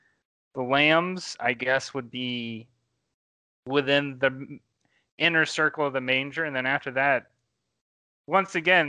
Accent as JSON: {"language": "English", "region": "Louisiana", "country": "United States", "said": "But I mean, I'm from Louisiana. We do weird things like putting baby Jesus in cake, you know?"}